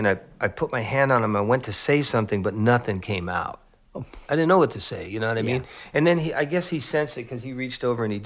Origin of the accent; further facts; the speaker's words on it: San Jose, California, United States; I grew up in East San Jose